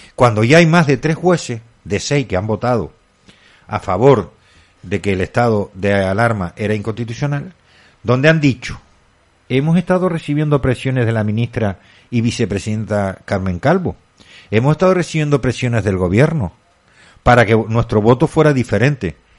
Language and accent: Spanish; Candelaria, Canary Islands, Spain; Candelaria, yo soy de Candelaria